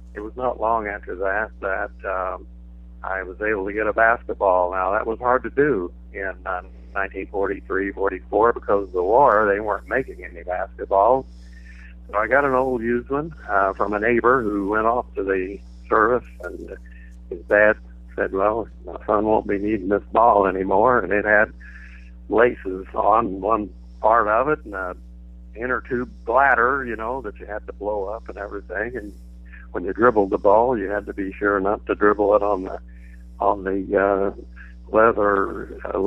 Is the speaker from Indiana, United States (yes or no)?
yes; Plainfield, Indiana, United States; moved away as an adult; also born or lived in Orleans, Indiana / Houston, Texas; now in Dallas, United States; I grew up in Plainfield, just outside of Indianapolis, pretty much where the airport is right now, and went there all 12 years of school